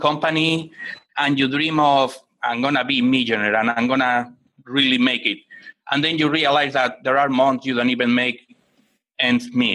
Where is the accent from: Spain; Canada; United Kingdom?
Spain; Barcelona, Catalonia; now in United States; I am originally from Spain, from Barcelona. I grew up in a very, very low-income family in a neighborhood